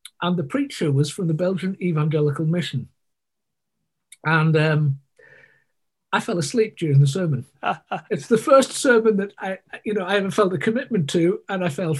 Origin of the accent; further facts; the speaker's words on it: Sunderland, North East England, United Kingdom; moved away as an adult; also born or lived in Côte d'Ivoire; I grew up in the northeast of England, and that sort of appears in my accent from time to time